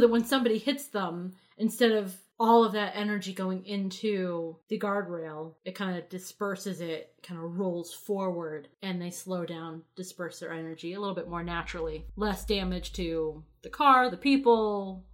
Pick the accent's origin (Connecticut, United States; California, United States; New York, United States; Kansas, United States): Connecticut, United States; in my hometown